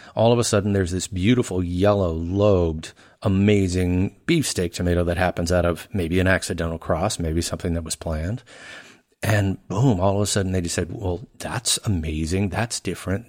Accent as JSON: {"language": "English", "region": "Louisiana", "country": "United States", "tie": "born or raised there", "also_born_or_lived": "Chicago / Pasadena", "moved": "as an adult", "said": "I grew up in Louisiana most of my life"}